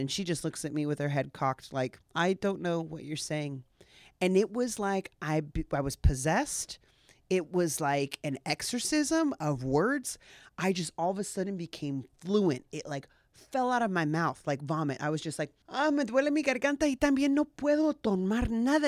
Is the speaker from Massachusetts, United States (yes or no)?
no; Ontario, California, United States; moved away as an adult; also born or lived in San Francisco, California / Querétaro, Mexico / Chicago; I grew up in Ontario, California. I grew up in South Ontario, where I was the only white girl in the neighborhood